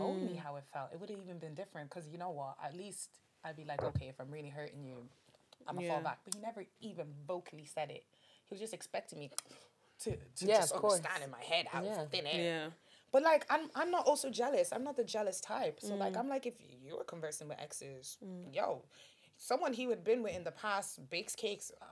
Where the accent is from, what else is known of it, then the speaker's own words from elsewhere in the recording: Nigeria; I'm Nigerian.